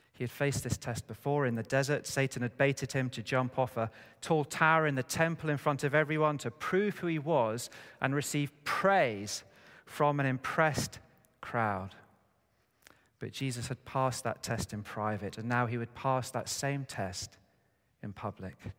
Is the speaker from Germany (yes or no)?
no; United Kingdom; us as British people